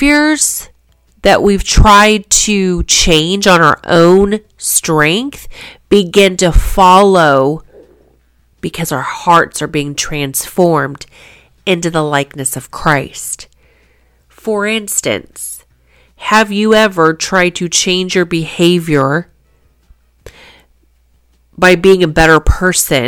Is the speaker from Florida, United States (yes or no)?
no; Kansas, United States; I was born in Kansas